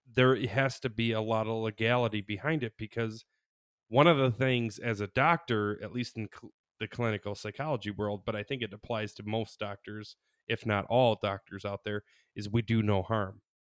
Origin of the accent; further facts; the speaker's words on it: Michigan, United States; we're from Michigan